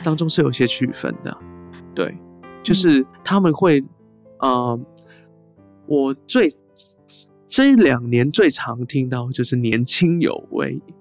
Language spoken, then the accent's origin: Chinese; Hong Kong; first language Cantonese; Chinese is a second language; now in Taiwan; 我虽然在香港出生，那我固然我的母语严格来说应该是粤语啦，广东嗯哼话